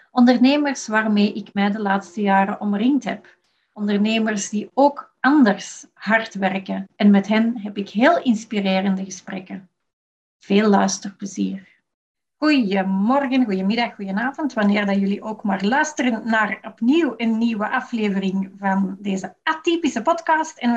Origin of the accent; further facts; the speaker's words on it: Antwerp, Flanders, Belgium; Ik werk als Antwerps freelance administratief wonder.